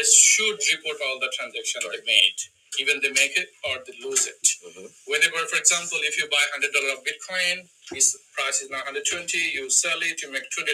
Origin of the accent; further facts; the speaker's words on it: Bangladesh; now in United States; I'm from Bangladesh